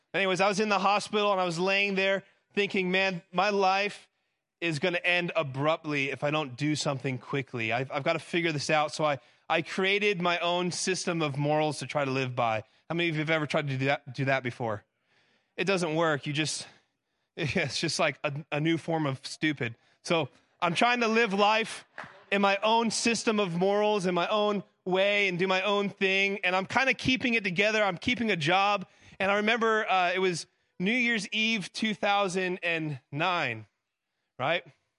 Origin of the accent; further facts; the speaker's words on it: Florida, United States; moved away as an adult; now in Tennessee, United States; So I grew up in South Florida before I moved. I've been in Tennessee for a decade.